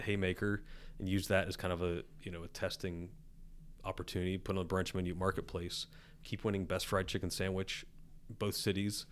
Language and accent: English; West Virginia, United States; I'm redneck from West Virginia